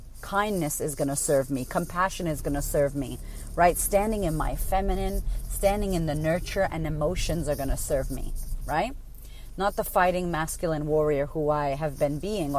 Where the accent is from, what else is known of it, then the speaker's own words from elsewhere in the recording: United States; now in Australia; I'm American